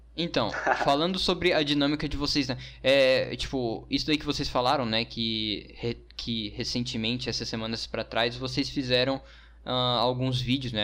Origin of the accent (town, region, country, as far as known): Brazil